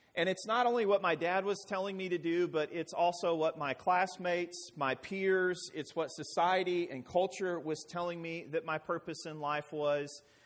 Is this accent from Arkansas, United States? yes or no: yes; Arkansas, United States; I hail from Arkansas